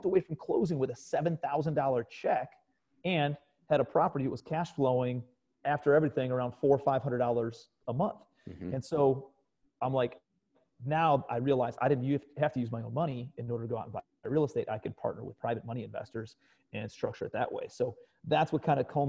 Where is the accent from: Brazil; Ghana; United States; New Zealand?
United States; Cleveland, Ohio; moved away as an adult; also born or lived in New York City; I'm from Cleveland, Ohio originally.